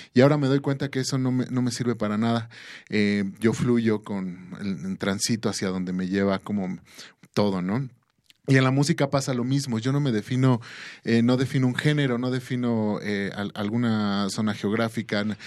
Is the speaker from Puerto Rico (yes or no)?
no; Mexico; nosotros como mexicanos, como latinoamericanos